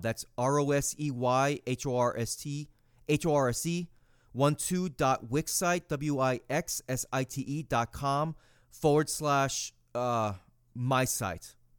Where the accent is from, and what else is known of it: United States